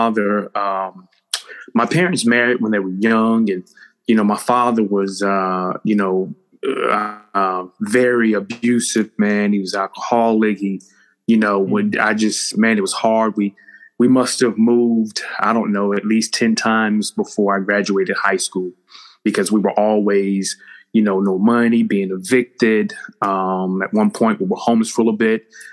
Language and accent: English; West Palm Beach, Florida, United States; now in Chapel Hill, United States; originally, I'm from West Palm Beach, Florida, and grew up in a two-parent home